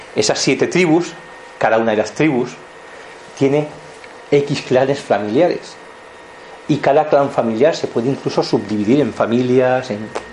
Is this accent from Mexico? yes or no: no; Montseny, Catalonia, Spain; also born or lived in Barcelona; nací en Cataluña, en Barcelona, formo parte del Montseny, de las montañas del Montseny, porque es donde yo me he criado